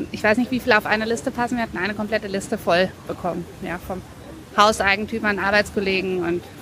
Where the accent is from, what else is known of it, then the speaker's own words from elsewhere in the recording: Wuppertal, North Rhine-Westphalia, Germany; now in Frankfurt, Germany; Ich komme ursprünglich aus Wuppertal, bin aber der Liebe wegen nach Frankfurt gezogen, habe in Darmstadt mein Architekturstudium beendet.